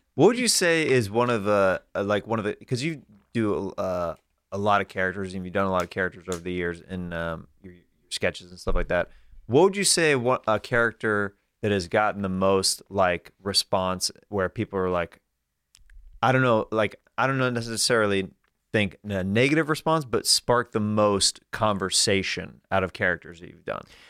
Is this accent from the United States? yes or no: yes; Kansas, United States; I'm from Kansas